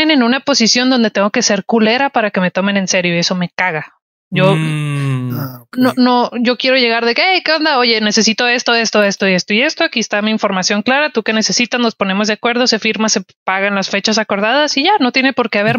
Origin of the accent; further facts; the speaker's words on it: northern Mexico, Mexico; porque soy mujer, porque soy norteña, porque estoy siendo amable